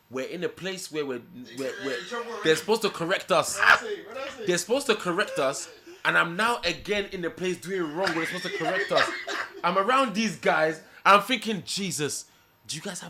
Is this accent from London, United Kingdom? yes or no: yes; London, United Kingdom; also born or lived in Nigeria; I'm from Tottenham.